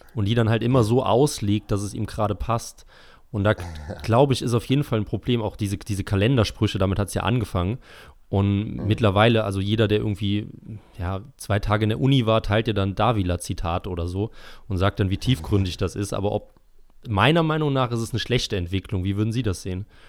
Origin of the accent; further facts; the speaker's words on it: Eifel, Germany; ich stamme ja aus der Eifel und das ist ja eher so eine zurückgebliebene Region in Deutschland.